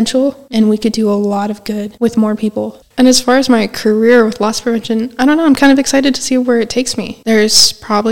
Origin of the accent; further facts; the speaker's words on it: West Coast, United States; moved away as an adult; I'm not even from anywhere close around here. I'm from the West Coast